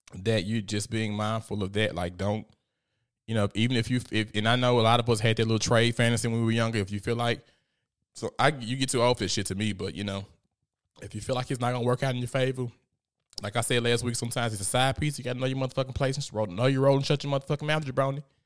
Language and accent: English; Memphis, Tennessee, United States; I'm a little gangster 'cause I'm from South Memphis